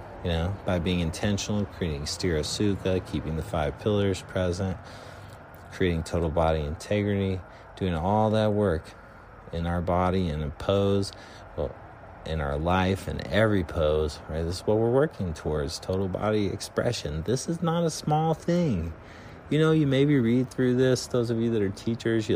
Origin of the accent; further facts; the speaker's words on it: Durango, Colorado, United States; moved away; I grew up in Colorado and in a little town called Durango.